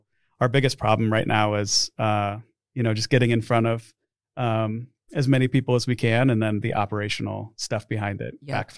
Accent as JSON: {"language": "English", "town": "Omaha", "region": "Nebraska", "country": "United States", "tie": "born or raised there", "said": "And as far as Omaha, I grew up here in Omaha. So I went to school in Lincoln, only an hour away. I've never lived anywhere else besides Nebraska."}